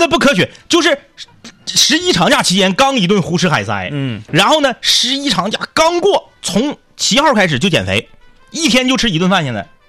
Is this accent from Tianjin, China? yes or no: no; Changchun, Jilin, China; 我是土生土长的长春人